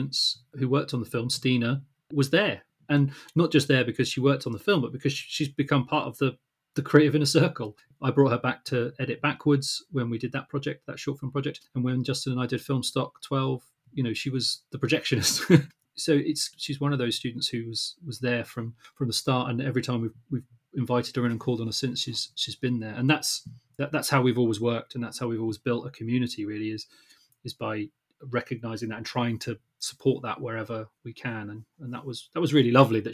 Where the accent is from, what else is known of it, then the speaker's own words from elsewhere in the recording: Luton, East of England, United Kingdom; we're from Luton